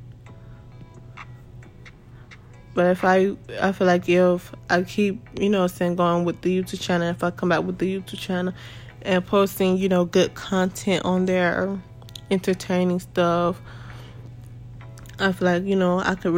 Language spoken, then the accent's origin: English; Jacksonville, Florida, United States; my city, I'm from Jacksonville, Florida.